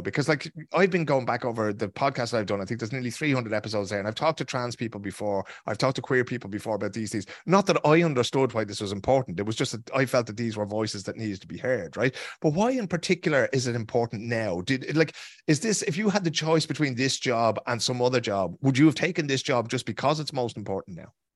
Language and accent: English; Ireland; Irish people like ourselves